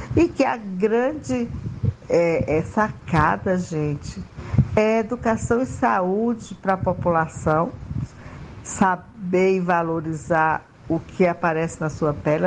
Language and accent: Portuguese; Canindé, Ceará, Brazil; now in Maceió, Brazil; Sou cearense de Canindé, mas moro em Marcel, Alagoas